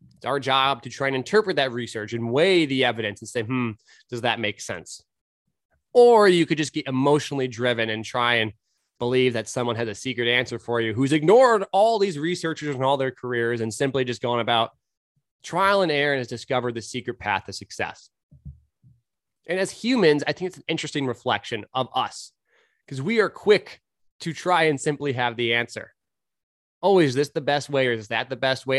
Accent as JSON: {"language": "English", "region": "California", "country": "United States", "tie": "born or raised there", "also_born_or_lived": "Portland, Oregon", "moved": "yes", "said": "I grew up in California"}